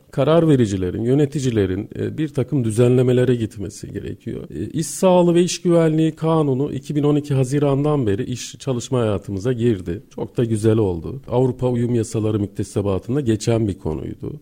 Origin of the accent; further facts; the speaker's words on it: Gaziantep, Turkey; moved away as an adult; Orada doğdum, büyüdüm. Lise hayatımın sonuna kadar e, Gaziantep'teydim.